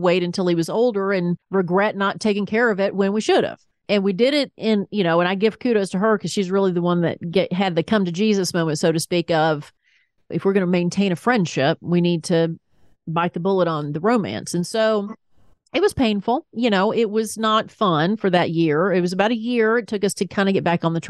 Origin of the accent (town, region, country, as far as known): the South, United States; accent: Southern; now in Atlanta, United States